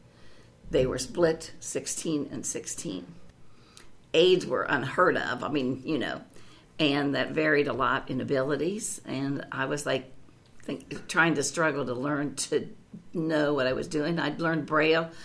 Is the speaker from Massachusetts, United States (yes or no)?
no; Columbus, Ohio, United States; I actually grew up in Columbus, Ohio, and I grew up right here in Clintonville